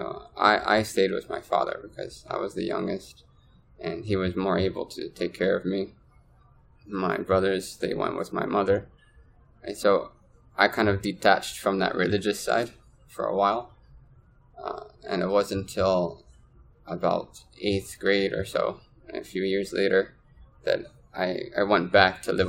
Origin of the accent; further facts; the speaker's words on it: Trenton, New Jersey, United States; So I grew up in Trenton, New Jersey